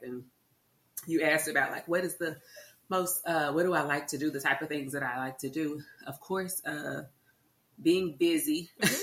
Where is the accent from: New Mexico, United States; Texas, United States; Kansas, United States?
Texas, United States; Arlington; I was born and raised in Arlington